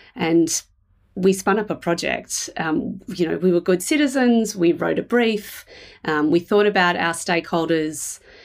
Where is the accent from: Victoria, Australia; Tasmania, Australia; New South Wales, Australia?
Victoria, Australia; Melbourne; I live in Melbourne. Uh, I was born here